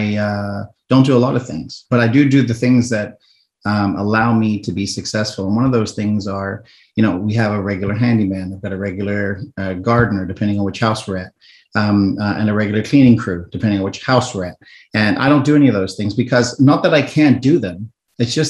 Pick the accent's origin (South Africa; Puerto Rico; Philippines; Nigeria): South Africa; moved away; I'm originally from South Africa